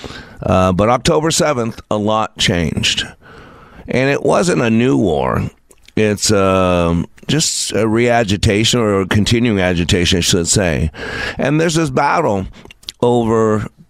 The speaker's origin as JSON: {"language": "English", "region": "Texas", "country": "United States", "said": "my home state here in Texas"}